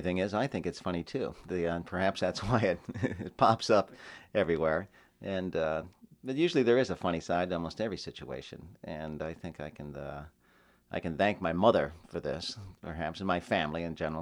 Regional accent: Tucson, Arizona, United States; also born or lived in San Diego; I am from Tucson, Arizona, and I, I still live there

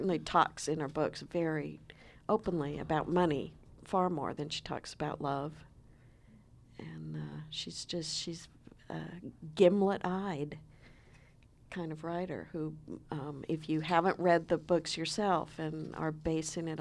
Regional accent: Palo Alto, California, United States; I grew up in Palo Alto, California

